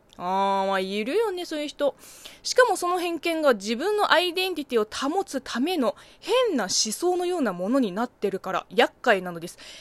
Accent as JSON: {"language": "Japanese", "country": "China", "tie": "born or raised there", "second_language": "Japanese", "moved": "yes", "lives_now": "Japan", "said": "中国生まれ中国育ちの私"}